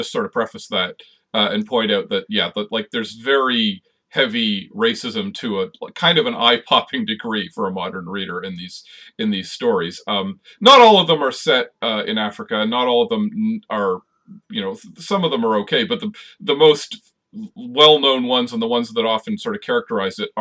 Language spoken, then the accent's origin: English; Canada; we're both Canadian